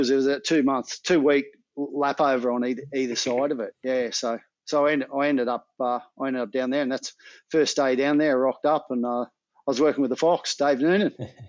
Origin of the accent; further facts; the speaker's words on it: Queensland, Australia; You know, it was different for me because I came from Queensland